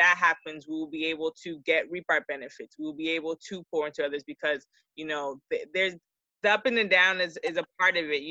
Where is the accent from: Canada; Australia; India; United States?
United States; Georgia; I went back home to Georgia